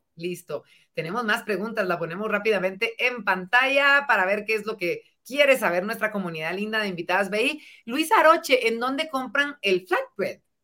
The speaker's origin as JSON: {"language": "Spanish", "country": "Guatemala", "said": "como guatemaltecos"}